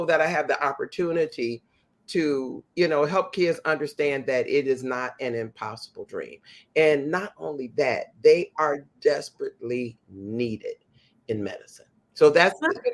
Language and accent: English; Chicago, Illinois, United States; as a kid growing up in the Inglewood community of Chicago